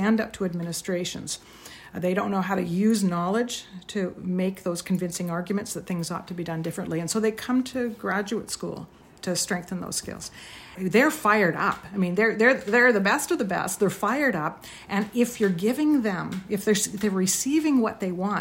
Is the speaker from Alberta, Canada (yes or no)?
no; Toronto, Ontario, Canada; I grew up in Toronto in the 60s